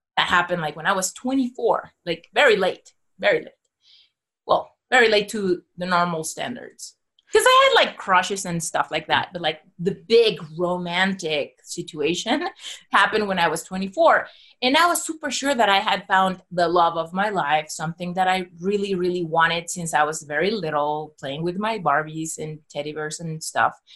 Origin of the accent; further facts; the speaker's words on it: Mexico City, Mexico; I was born and raised in Mexico City